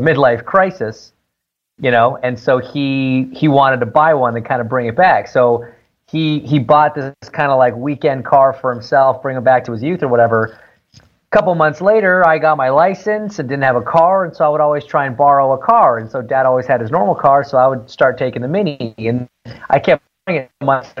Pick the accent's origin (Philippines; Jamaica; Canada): Canada; Toronto, Ontario; I grew up in Toronto, right? But my dad, he's from England.